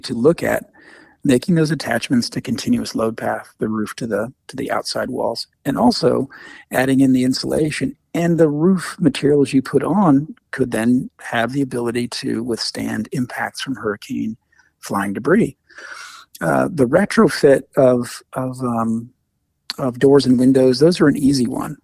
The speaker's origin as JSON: {"language": "English", "region": "Midwest", "country": "United States", "tie": "born or raised there", "moved": "yes", "lives_now": "New York, United States", "said": "I grew up in the Midwest in Tornado Alley"}